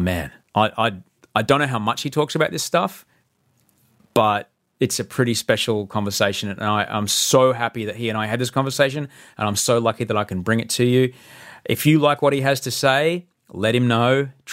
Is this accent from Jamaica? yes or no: no; Australia; when you snowboard there as an Australian